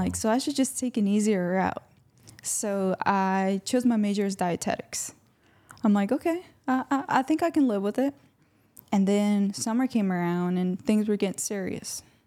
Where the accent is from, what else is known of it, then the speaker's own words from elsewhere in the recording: Louisiana, United States; also born or lived in Honduras; little six-year-old me arrived to the United States along with my three other siblings and my mom. And we've been here